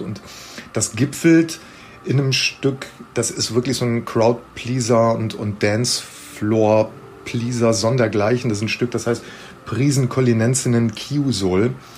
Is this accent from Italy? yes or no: yes; Italy; wir Italiener